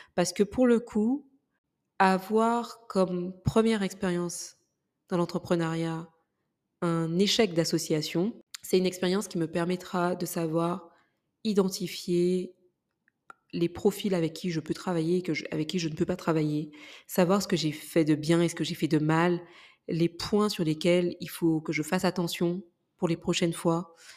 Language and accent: French; Martinique; moved away; je suis martiniquaise, pour ceux qui ne le savent pas, et que du coup, ma famille vit pour la plus grande partie aujourd'hui en Martinique